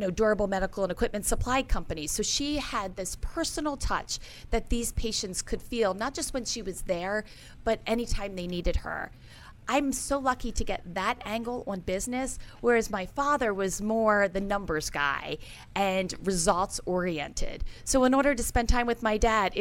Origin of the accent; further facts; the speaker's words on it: Forest Hill, Maryland, United States; I'm originally from Forest Hill, Maryland